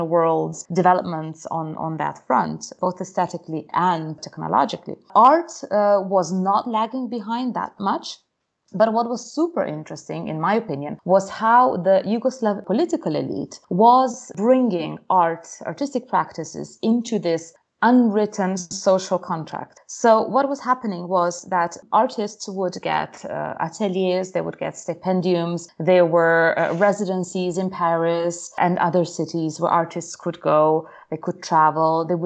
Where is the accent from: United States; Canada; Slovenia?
Slovenia; also born or lived in Britain; now in United Kingdom; growing up in Slovenia, so I was about 10 years old when we had the war